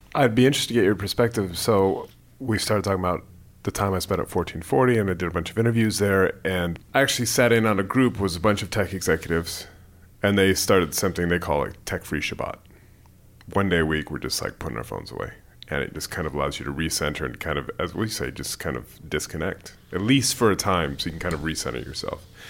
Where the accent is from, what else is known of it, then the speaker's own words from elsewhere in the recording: San Jose, California, United States; moved away as an adult; also born or lived in United Kingdom; I'm from the Bay Area. I grew up in San Jose, but I've lived in the U K for